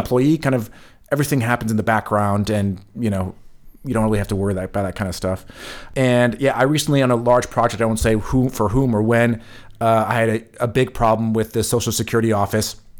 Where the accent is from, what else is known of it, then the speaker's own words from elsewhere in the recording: California, United States; moved away as an adult; now in Germany; I'm from California